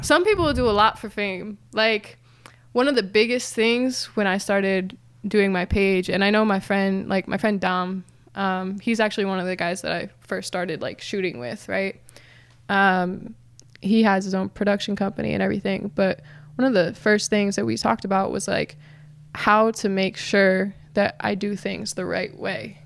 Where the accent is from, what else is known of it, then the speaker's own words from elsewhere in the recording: Philadelphia, Pennsylvania, United States; I actually am from Philly